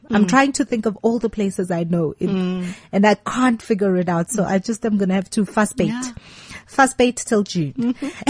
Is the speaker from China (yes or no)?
no; South Africa; I'm a South African